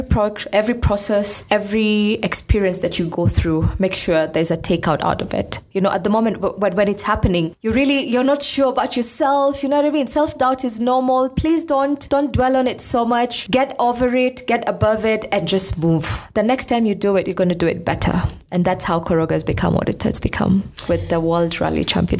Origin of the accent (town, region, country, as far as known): Garbatula, Isiolo County, Kenya